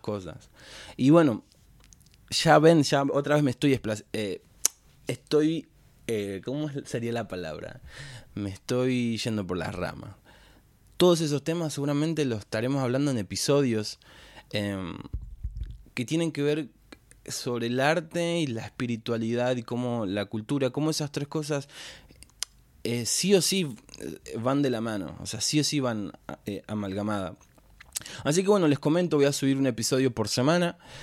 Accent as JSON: {"language": "Spanish", "town": "Florencio Varela", "region": "Buenos Aires Province", "country": "Argentina", "said": "soy de Florencio Varela, de zona sur, Argentina, tengo 26 años"}